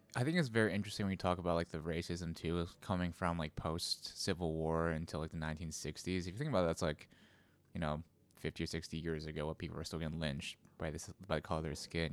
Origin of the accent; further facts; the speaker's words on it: United States; my parents were immigrants, so, I was a first generation American